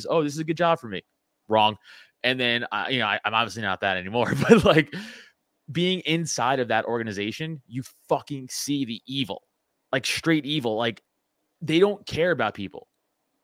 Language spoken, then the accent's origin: English; New York City, New York, United States; I'm from Staten Island, New York